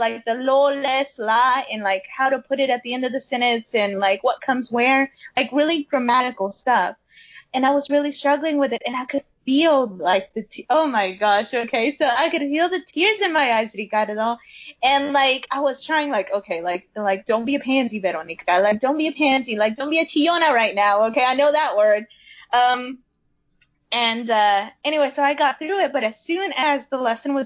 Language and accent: English; Chicago, Illinois, United States; I was born in Chicago